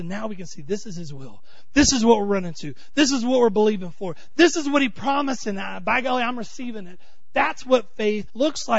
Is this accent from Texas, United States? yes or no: yes; Texas, United States; I'm from Texas